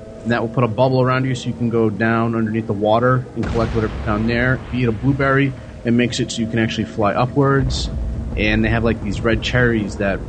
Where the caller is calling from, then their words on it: New Jersey, United States; calling from New Jersey.